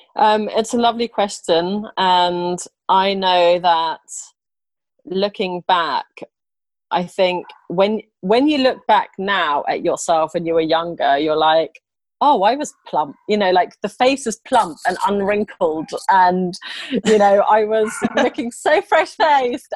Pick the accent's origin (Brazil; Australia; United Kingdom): United Kingdom; England; also born or lived in Sweden / Italy; I'm actually Swedish, and I grew up in England, uh, moving there when I was four and a half